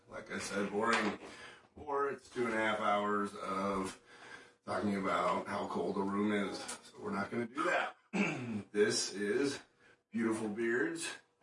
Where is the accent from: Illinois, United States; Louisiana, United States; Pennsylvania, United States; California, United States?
Illinois, United States; Chicago; I grew up in Chicago